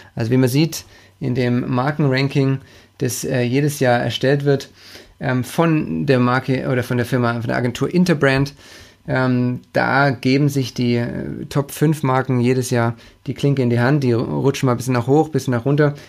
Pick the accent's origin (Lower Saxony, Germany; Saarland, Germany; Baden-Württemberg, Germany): Baden-Württemberg, Germany; Stuttgart; Von München in meine Heimat nach Stuttgart